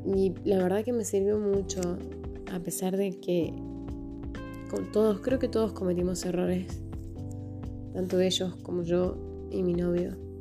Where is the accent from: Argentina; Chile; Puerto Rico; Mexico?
Argentina; Tucumán; tengo 30 años, soy de Tucumán